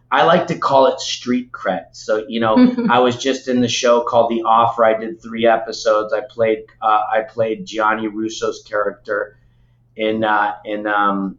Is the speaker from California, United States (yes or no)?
yes; Los Angeles, California, United States; also born or lived in Tarzana / Beverly Hills; Born and raised. I was actually born in Tarzana, so Valley boy